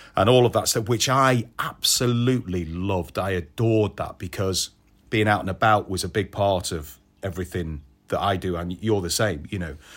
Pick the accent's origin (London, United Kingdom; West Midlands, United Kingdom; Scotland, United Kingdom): West Midlands, United Kingdom; Audley; I'm from Stoke, from a little village called Audley, which is near Old Sager, which is, uh, junction nineteen off the M six. Uh, born and bred there